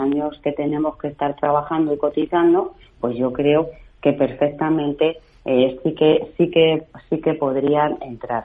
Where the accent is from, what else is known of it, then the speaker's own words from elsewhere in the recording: Castilla-La Mancha, Spain; soy de Castilla-La Mancha